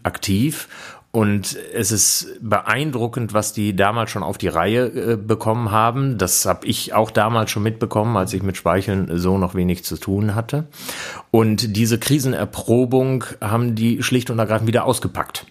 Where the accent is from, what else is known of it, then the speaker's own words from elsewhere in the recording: Bielefeld, North Rhine-Westphalia, Germany; ich komme aus Bielefeld